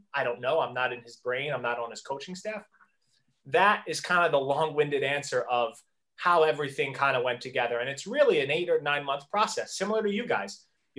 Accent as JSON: {"language": "English", "town": "Philadelphia", "region": "Pennsylvania", "country": "United States", "said": "I'm from Philadelphia"}